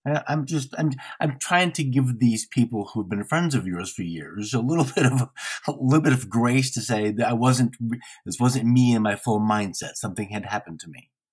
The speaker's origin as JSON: {"language": "English", "region": "Midwest", "country": "United States", "said": "I am from the Midwest"}